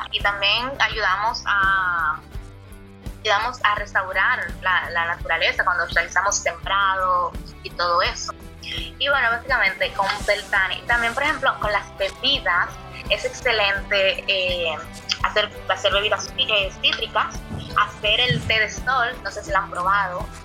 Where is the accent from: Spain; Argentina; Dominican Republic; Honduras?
Dominican Republic; yo soy dominicana